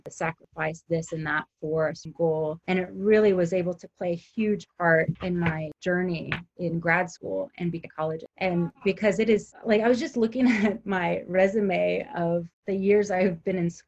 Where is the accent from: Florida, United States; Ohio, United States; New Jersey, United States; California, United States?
California, United States; Southern; I grew up in Southern California